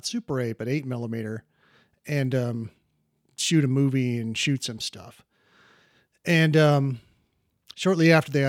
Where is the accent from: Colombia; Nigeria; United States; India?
United States; Columbus, Ohio; I'm from Columbus, Ohio.